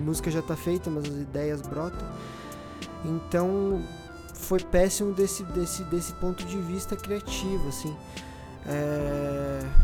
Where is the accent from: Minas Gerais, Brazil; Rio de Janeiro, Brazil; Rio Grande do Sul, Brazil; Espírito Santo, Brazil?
Rio Grande do Sul, Brazil; now in São Paulo, Brazil; sou do Rio Grande do Sul